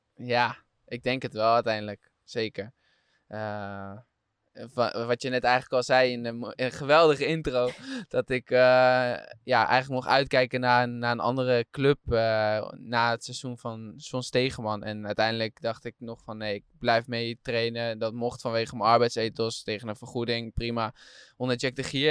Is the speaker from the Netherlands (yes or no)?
yes; Diepenveen, Overijssel, Netherlands; ik kom uit Diepenveen, dat is gemeente Deventer